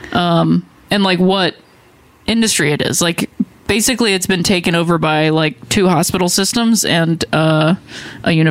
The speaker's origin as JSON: {"language": "English", "town": "Akron", "region": "Ohio", "country": "United States", "tie": "born or raised there", "said": "Um, I lived with my mom and my her parents, my grandparents. That's the house that I grew up in. Same in house she grew up in."}